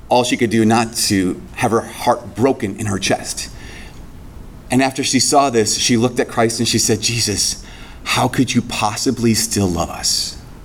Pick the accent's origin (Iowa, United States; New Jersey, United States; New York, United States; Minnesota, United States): Minnesota, United States; Brainerd; moved away; my hometown